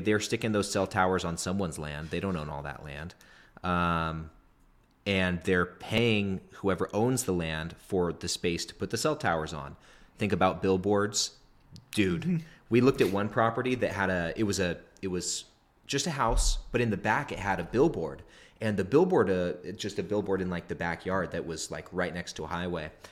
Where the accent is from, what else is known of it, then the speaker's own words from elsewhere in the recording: Northern California, United States; a duplex in my hometown in Northern California